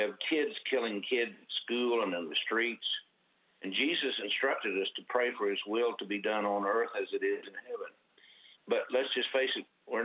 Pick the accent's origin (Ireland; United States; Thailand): United States; Oklahoma; I was born and raised here in Oklahoma